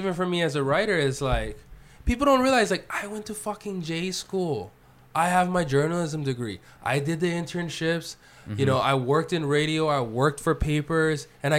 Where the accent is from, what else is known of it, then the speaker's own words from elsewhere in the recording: Hawaii, United States; Actually, I grew up in poverty. Actually, I grew up in one of the poorest parts of Hawaii. Actually, my parents are immigrants, and they struggled, and they went bankrupt.